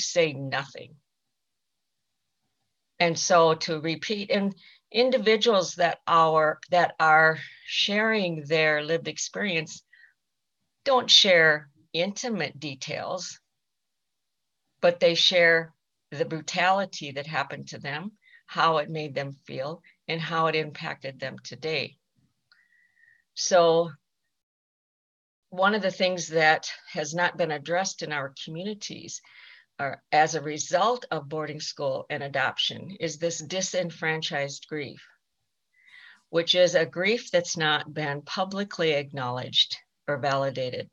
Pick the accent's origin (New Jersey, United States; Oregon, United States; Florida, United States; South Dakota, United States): South Dakota, United States; Rosebud Reservation; I am Sichangu Lakota from the Rosebud Reservation in South Dakota